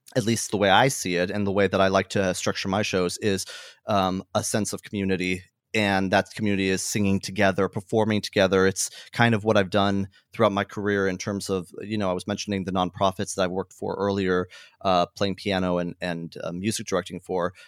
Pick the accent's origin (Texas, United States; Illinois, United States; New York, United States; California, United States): California, United States; Hemet; I grew up in a town called Hemet. Uh, it's a it's a smaller town in Southern California